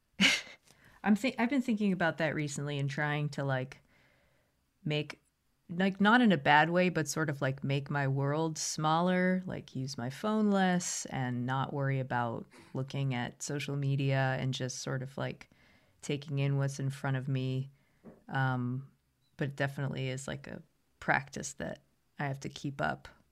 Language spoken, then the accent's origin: English; United States; as an American